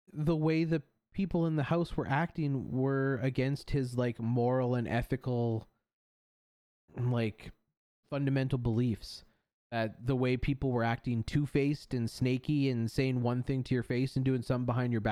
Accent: Canada; I say that as a Canadian. I love my country

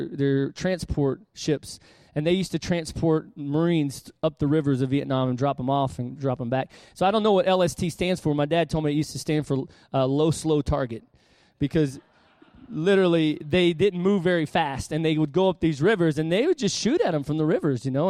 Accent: Panama City, Florida, United States; also born or lived in Harrisburg, Pennsylvania; my hometown, Panama City, Florida

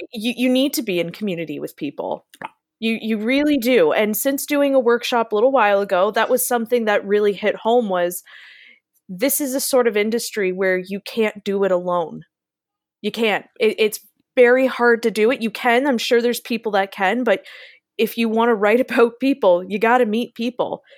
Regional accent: Niagara, Ontario, Canada; also born or lived in London, Ontario; Niagara, where I live

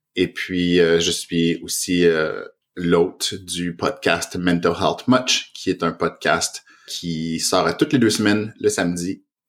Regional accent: Canada; first language French; moved away as an adult; also born or lived in Montreal, Canada; now in Toronto, Canada; on est au Canada, je suis francophone

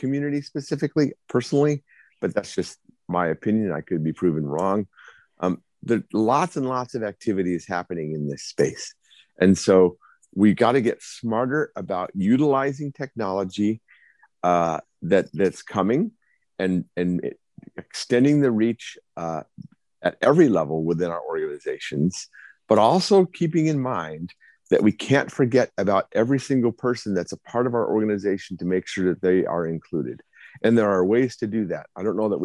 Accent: Arizona, United States; my home state of Arizona

